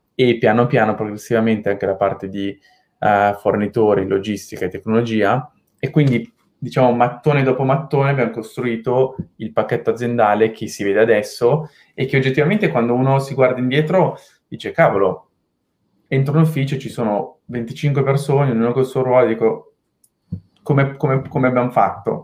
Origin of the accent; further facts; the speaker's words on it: Milan, Lombardy, Italy; moved away as an adult; also born or lived in London; Io sono di Milano, sono nato nell'87, uh, ehm, quindi ho 34 anni quest'anno, a novembre, e ho fatto prima il liceo classico uh, a Milano